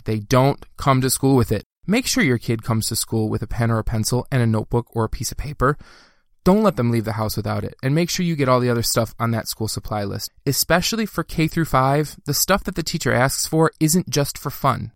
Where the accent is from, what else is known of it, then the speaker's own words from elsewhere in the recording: Dearborn, Michigan, United States; when I was growing up in Dearborn, Michigan, that's where I grew up